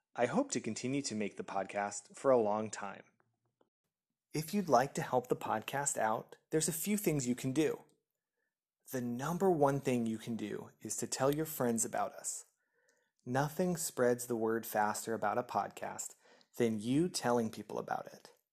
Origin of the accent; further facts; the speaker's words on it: United States; moved away as an adult; now in France; I am an American by birth